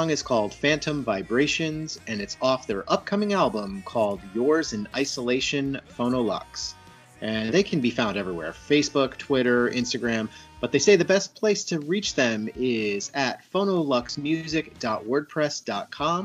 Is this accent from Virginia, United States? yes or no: no; upstate New York, United States; I'm from upstate New York